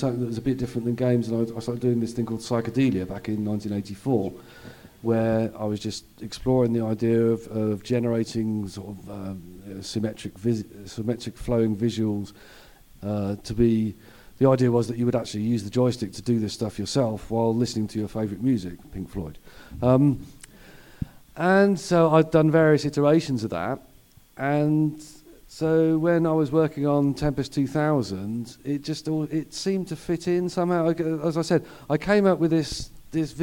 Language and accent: English; United Kingdom; I am as British as a cup of tea